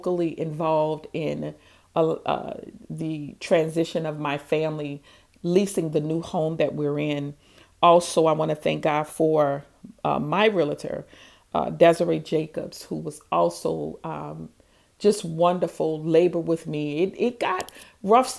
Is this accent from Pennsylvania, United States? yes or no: no; New Orleans, Louisiana, United States; also born or lived in Houston, Texas; I'm from New Orleans